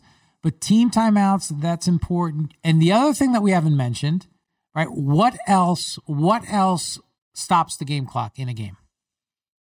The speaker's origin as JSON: {"language": "English", "region": "New York", "country": "United States", "tie": "born or raised there", "said": "I grew up in New York."}